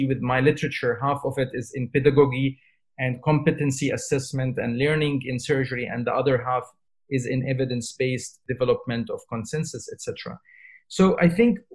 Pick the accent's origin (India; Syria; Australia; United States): Syria; moved away as an adult; now in United Kingdom; I come from Syria. So when I was a doctor trainee in Syria, when I left Syria and I came to the UK